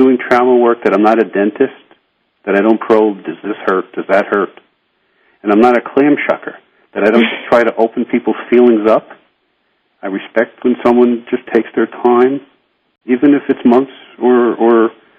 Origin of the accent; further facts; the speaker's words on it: New York, United States; I remember as a New Yorker, I would look up into tall buildings